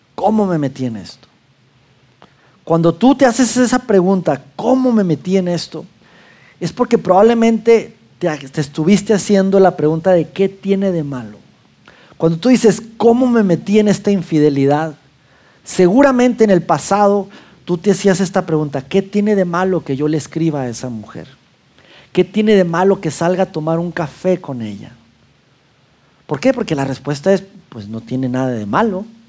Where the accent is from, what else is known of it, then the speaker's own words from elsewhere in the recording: Mexico; now in Saltillo, Mexico; macho mexicano